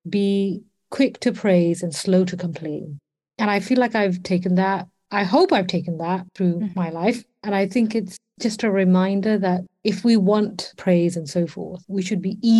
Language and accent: English; London, United Kingdom; I'm a Londoner through and through.